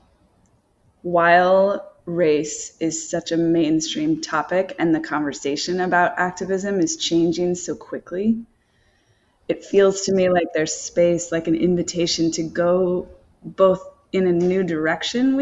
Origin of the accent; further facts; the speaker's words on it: rural North Carolina, United States; moved away as an adult; also born or lived in New York City; And I grew up in North Carolina, so it's like I had no, like, rural North Carolina.